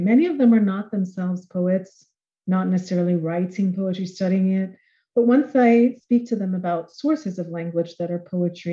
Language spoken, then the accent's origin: English; Jamaica; I'm from Jamaica. I am myself a mixed race Jamaican of African as well as European descent